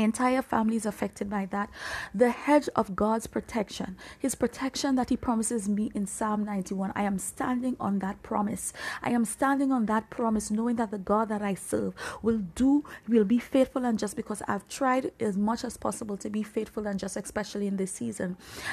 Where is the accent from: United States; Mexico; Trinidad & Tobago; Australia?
Trinidad & Tobago; moved away; I'm from the Caribbean region. I'm from Trinidad and Tobago, even though I'm not physically there right now.